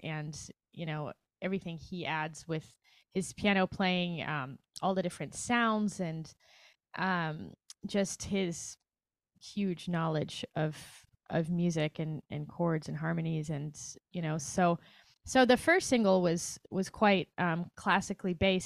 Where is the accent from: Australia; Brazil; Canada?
Brazil; moved away as an adult; also born or lived in New York / Chicago; now in Los Angeles, United States; I'm from Brazil.